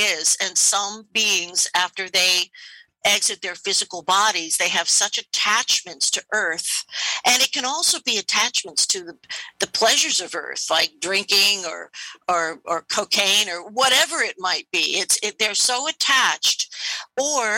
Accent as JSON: {"language": "English", "country": "United States", "said": "I'm an American"}